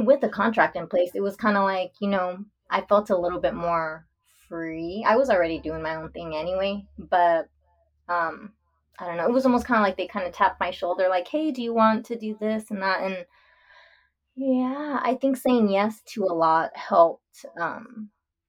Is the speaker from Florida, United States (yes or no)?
no; Texas, United States; I'm from Texas. And so here, especially growing up around a small town